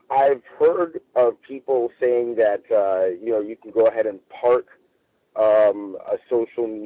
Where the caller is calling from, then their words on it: Los Angeles, California, United States; I'm reporting from Los Angeles.